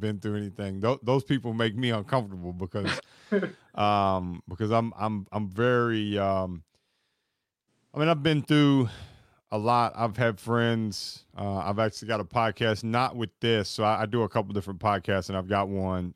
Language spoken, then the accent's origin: English; Kentucky, United States; I'm born and raised in Kentucky